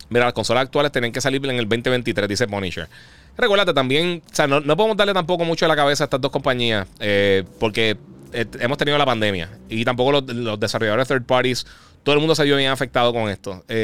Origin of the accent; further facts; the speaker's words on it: Puerto Rico; now in United States; Eh, mira, soy de Puerto Rico, pero me mudé para Texas, fui a GameStop, pero no se siente igual como antes.